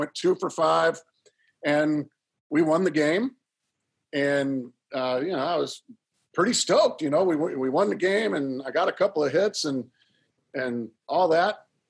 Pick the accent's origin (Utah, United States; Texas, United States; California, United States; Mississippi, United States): California, United States; Orange County; moved away; also born or lived in San Diego; growing up in Orange County